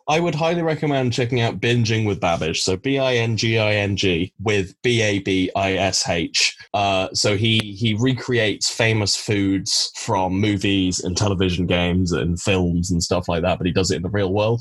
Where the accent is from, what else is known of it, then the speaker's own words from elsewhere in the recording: Cornwall, South West England, United Kingdom; growing up in Cornwall, uh, you're definitely encouraged to like really like fresh fish